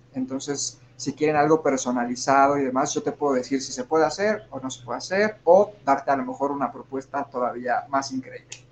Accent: Mexico; somos mexicanos y estamos llenos y rodeados de la cultura mexicana

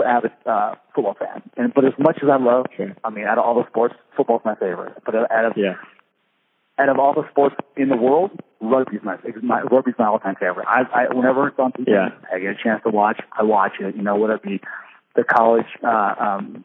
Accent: Washington, United States; I was born and raised here in Washington

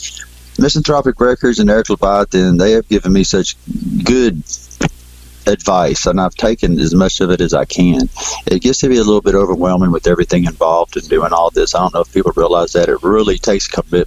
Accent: Belmont, Texas, United States; We're from Texas, Belmont, Texas

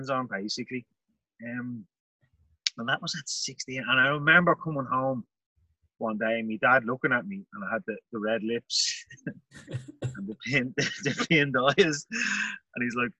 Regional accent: Ireland; I am Irish. I don't think I have any American relations whatsoever

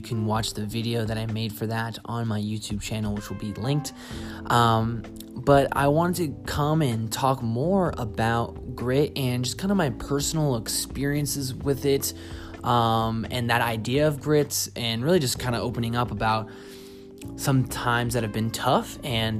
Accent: Boston, Massachusetts, United States; also born or lived in Seattle; now in Austin, United States; I'm originally from Boston, moved to Seattle, danced there for 2 years, and then moved here to Austin where I live now

